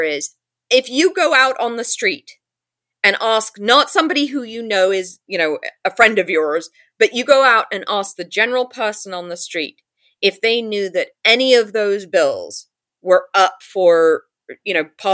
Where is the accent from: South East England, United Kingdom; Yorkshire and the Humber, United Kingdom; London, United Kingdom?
London, United Kingdom; also born or lived in New York; now in California, United States; I grew up in London